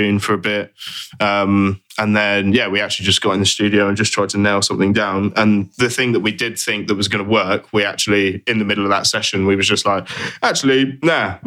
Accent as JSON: {"language": "English", "town": "Bournemouth", "region": "South West England", "country": "United Kingdom", "tie": "born or raised there", "said": "my hometown"}